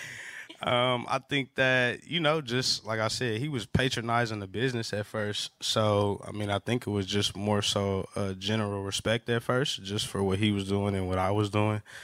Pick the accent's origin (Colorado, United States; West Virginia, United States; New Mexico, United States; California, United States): California, United States; Los Angeles; growing up in Los Angeles